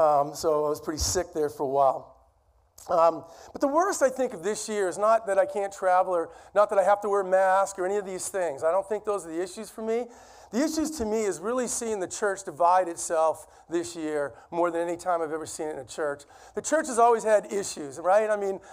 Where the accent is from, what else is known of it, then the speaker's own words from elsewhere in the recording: Boston, Massachusetts, United States; accent: Boston; I can get out my Boston accent if you want. Sometimes it does slip out, but we'll see.